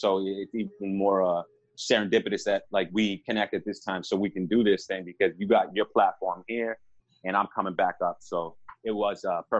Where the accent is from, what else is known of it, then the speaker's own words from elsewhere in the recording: Boston, Massachusetts, United States; also born or lived in Milton; I was born in Boston. I lived in, Milton for a little while, which is, right outside of it. And then I actually... my family moved to a nicer town up north where I spent my middle school years. But I've lived in five different states.